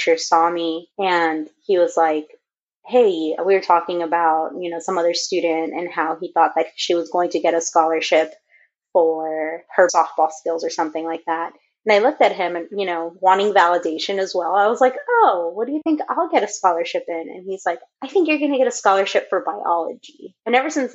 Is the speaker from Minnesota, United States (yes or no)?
no; Los Angeles, California, United States; I grew up in Echo Park, which is a small community. Well, not so small. It's pretty big in LA.